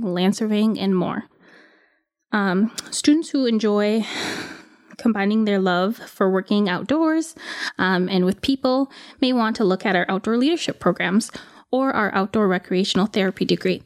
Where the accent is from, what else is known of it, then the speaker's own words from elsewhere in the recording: Ely, Minnesota, United States; I'm from Ely